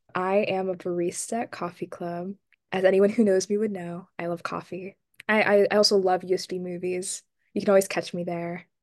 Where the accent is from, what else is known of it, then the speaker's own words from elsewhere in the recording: Ellicott City, Maryland, United States; I'm from Ellicott City, Maryland